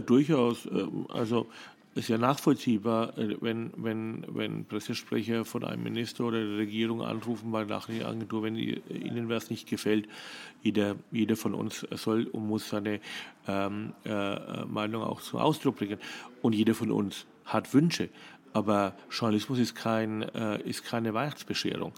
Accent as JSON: {"language": "German", "country": "Germany", "moved": "as an adult", "lives_now": "Vienna, Austria", "said": "als Deutscher"}